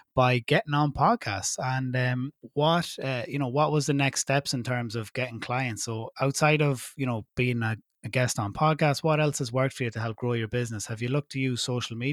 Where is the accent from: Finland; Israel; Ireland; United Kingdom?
Ireland; as an Irish citizen